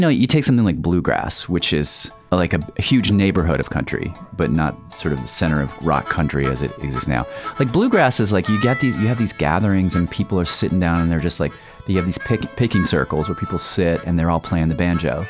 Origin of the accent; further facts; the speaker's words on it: the South, United States; growing up in the South